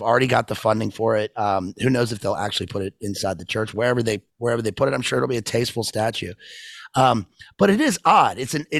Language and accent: English; United States; also born or lived in United Kingdom; And one thing that's amazing about London is that you go to London as American and you're like, where my whole country is here.